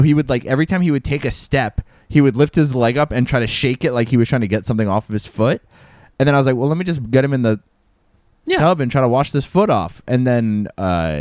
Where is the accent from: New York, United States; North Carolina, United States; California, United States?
New York, United States; also born or lived in Albany, New York; I'm from New York. Whatever. Like, grew up near the city, went to the city all the time, have lived in the city now for a very long time